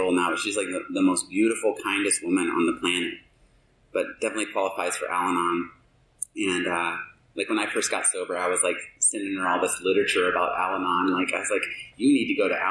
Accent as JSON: {"language": "English", "region": "the South", "country": "United States", "tie": "born or raised there", "also_born_or_lived": "Alabama / Georgia", "moved": "yes", "lives_now": "Alaska, United States", "said": "I grew up in Alabama and Georgia"}